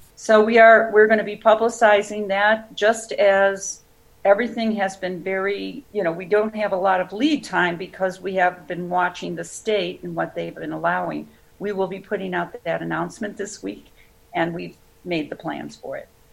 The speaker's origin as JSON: {"language": "English", "town": "Waukegan", "region": "Illinois", "country": "United States", "tie": "born or raised there", "said": "I grew up in Waukegan"}